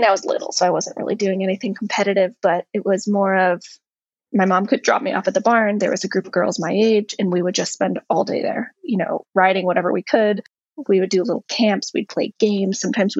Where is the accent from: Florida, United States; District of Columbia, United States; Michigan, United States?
Florida, United States; Ocean Reef; I was born in Florida. And I went to, you know, preschool and early years of elementary school in Florida in a little community called Ocean Reef.